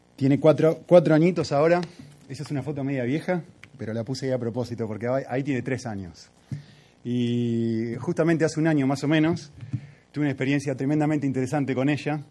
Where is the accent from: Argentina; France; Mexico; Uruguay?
Argentina; como soy argentino